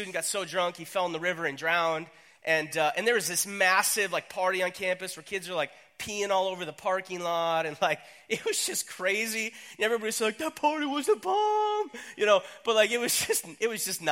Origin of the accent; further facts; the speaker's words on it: North Dakota, United States; accent: long O's; I was up in North Dakota. I grew up there. My family's from North Dakota.